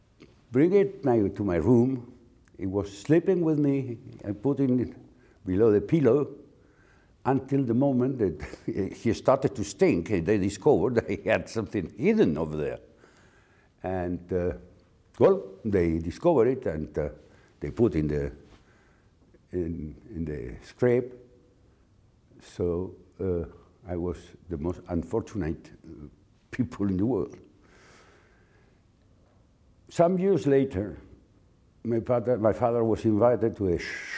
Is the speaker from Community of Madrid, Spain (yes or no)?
yes; near Madrid, Community of Madrid, Spain; We were living in outside a small city near Madrid called La Colonia del Viso